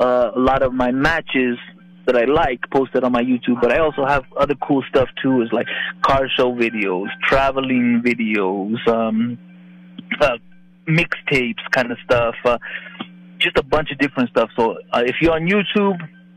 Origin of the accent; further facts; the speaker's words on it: Albuquerque, New Mexico, United States; moved away as an adult; also born or lived in San Antonio, Texas; my hometown